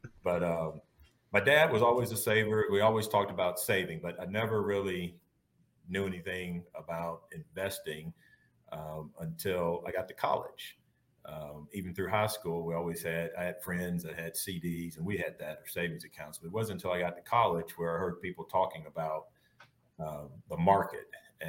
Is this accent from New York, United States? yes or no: no; Canton, Mississippi, United States; but I grew up in Canton, Mississippi. That's about 15 miles north of Jackson. So small town.